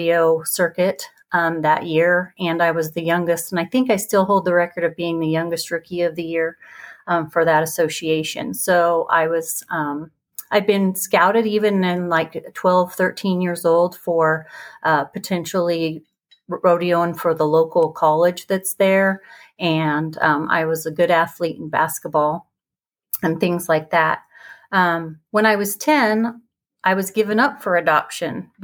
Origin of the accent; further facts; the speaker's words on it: Idaho, United States; now in Utah, United States; I was born and raised in Idaho. It's about 3 hours from here in a special little place called the Magic Valley